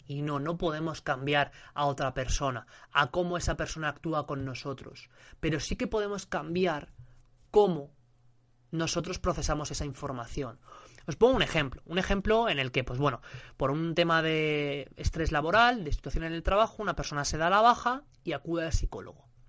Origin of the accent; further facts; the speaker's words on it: Spain; yo soy de España